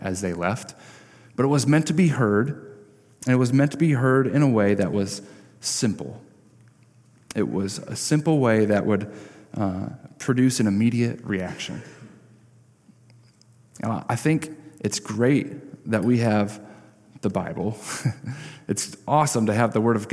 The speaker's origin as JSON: {"language": "English", "town": "Parchment", "region": "Michigan", "country": "United States", "tie": "born or raised there", "said": "I grew up in Parchment"}